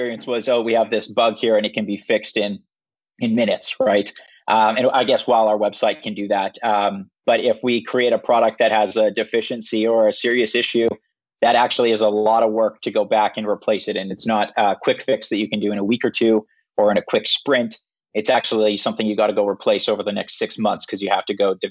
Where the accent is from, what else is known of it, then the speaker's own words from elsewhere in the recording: Regina, Saskatchewan, Canada; moved away as an adult; now in Vancouver, Canada; I'm from Regina, Saskatchewan. So I'm from the prairies